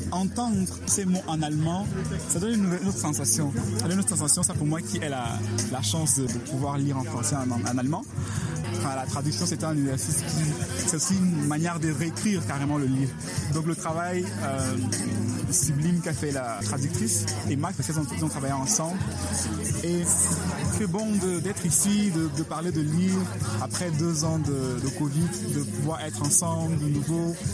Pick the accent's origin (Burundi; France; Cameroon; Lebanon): Cameroon; en tant que Camerounais, que je comprenais tout